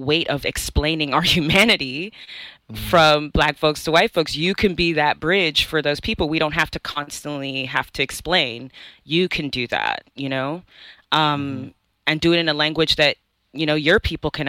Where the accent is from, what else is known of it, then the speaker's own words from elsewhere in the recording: United States; also born or lived in Nigeria; I'm a Nigerian American. I came here as a young kid. And so essentially I did grow up, you know, again, as a Black person in America